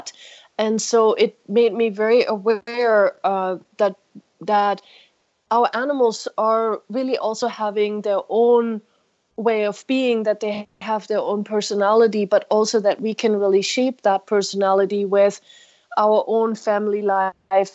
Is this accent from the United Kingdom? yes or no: no; Germany; moved away; I grew up in Germany, but in the streets there